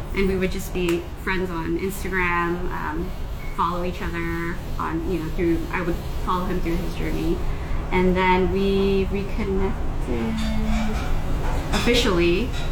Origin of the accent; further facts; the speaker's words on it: California, United States; moved away; I'm originally from California